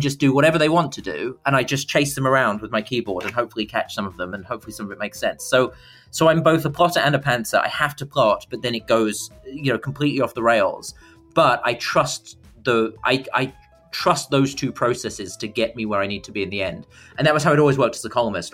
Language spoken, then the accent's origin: English; Dartford, South East England, United Kingdom; moved away; growing up in, in Dartford and Kent